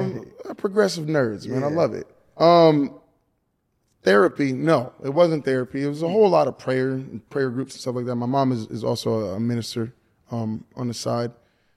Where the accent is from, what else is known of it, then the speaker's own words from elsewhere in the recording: the South, United States; Again, I grew up in the South where it's like kind of unacceptable.